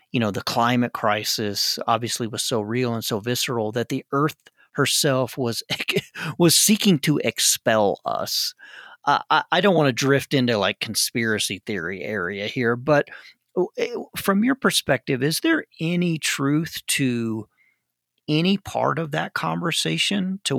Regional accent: Arkansas, United States; I grew up in Arkansas.

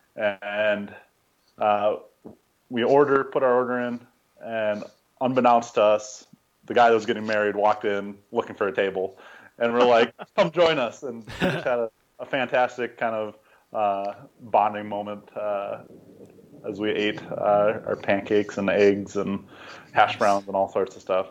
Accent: Minnesota, United States; I grew up in Minnesota, kind of going to camps all over the place there.

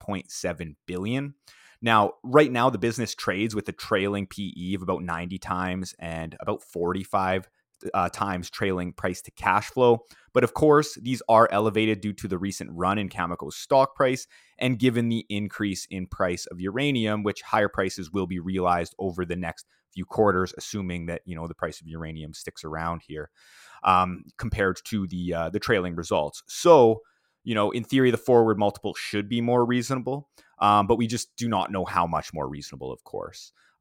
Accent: Saskatoon, Saskatchewan, Canada; in my hometown of Saskatoon, Saskatchewan.

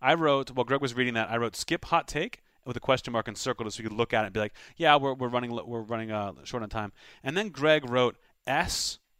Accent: Pittsburgh, Pennsylvania, United States; I don't sound like I'm from Pittsburgh. I don't look like I'm from Pittsburgh. I was kind of raised just outside the city.

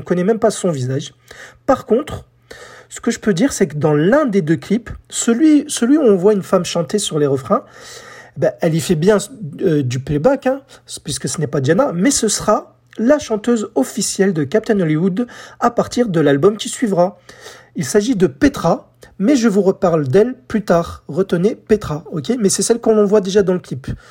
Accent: France; chez nous en France

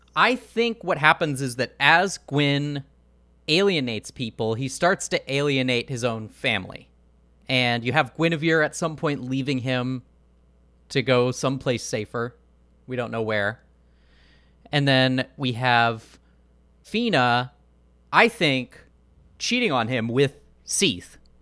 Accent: Portland, Oregon, United States; I'm from Portland, Oregon

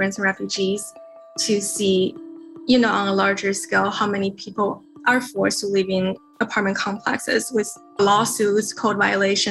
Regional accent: China; now in Ohio, United States; I am originally from China

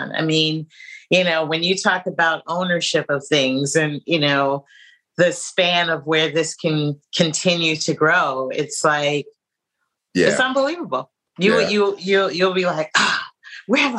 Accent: San Francisco, California, United States; now in New York, United States; technically I live in New York, but I was born and raised in San Francisco

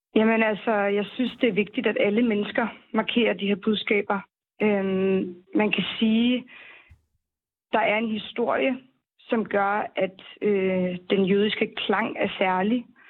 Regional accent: Denmark; jeg er vokset op i Danmark

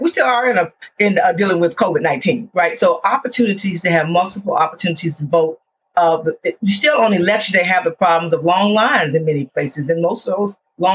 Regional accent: Florida, United States; I'm from Florida, born and raised

